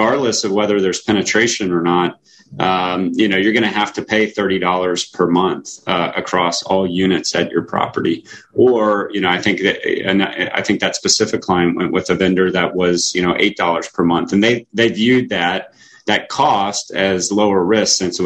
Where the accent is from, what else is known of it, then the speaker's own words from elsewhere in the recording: Florida, United States; I am from Florida